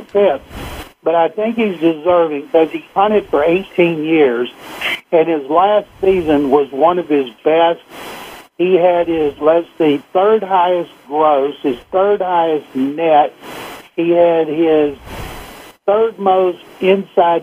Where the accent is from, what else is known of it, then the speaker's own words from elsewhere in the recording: Waco, Texas, United States; my hometown of Waco, Texas